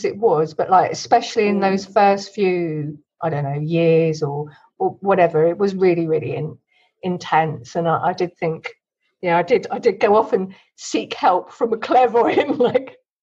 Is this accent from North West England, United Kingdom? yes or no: no; Kent, South East England, United Kingdom; I got born in Kent in the UK.